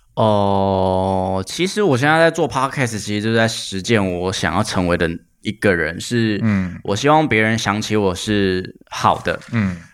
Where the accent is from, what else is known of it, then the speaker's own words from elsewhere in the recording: Keelung, Taiwan; 我出生在基隆